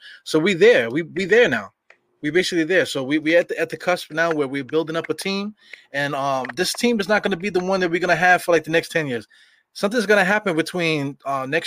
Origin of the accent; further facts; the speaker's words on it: New York City, New York, United States; I'm from Brooklyn